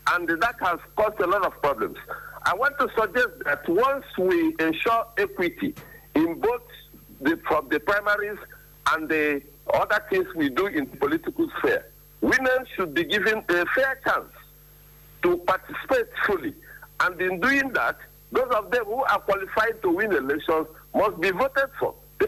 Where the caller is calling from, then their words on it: Owerri, Imo, Nigeria; I'm calling from Owerri in Imo State.